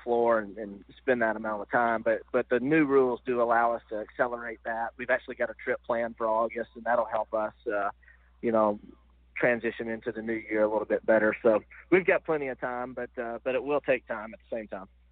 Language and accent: English; Nashville, Tennessee, United States; I'm from Nashville